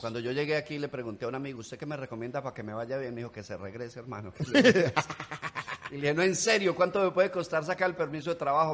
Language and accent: Spanish; Colombia; accent: Colombian; moved away as an adult; now in United States; Me quedé hablando colombiano